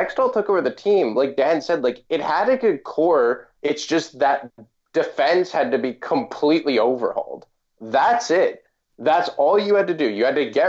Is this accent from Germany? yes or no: no; Canada; I'm Canadian